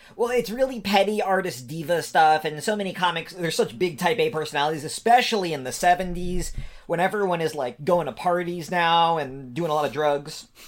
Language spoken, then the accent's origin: English; New York, United States; now in Ohio, United States; I'm originally a New Yorker